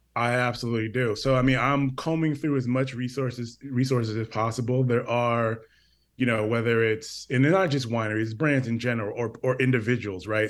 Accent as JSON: {"language": "English", "region": "Connecticut", "country": "United States", "tie": "born or raised there", "said": "I grew up in Connecticut"}